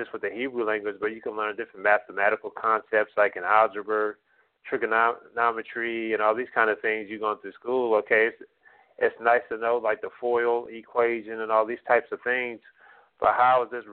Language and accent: English; United States; first language English; born and raised in America